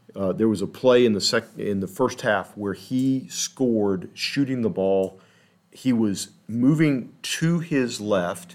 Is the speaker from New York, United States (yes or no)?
no; Texas, United States; now in Kansas City, United States; I'm from Texas. I'm not from Kansas City